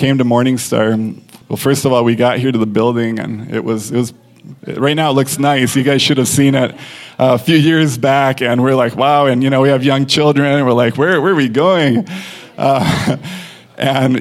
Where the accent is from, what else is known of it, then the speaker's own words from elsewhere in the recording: Mexico; moved away; I grew up in Mexico